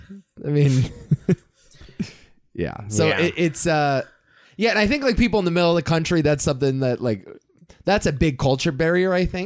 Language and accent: English; Connecticut, United States; I'm from Connecticut